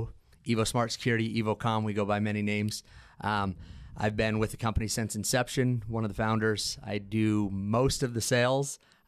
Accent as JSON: {"language": "English", "region": "Idaho", "country": "United States", "said": "Well, I am from Idaho"}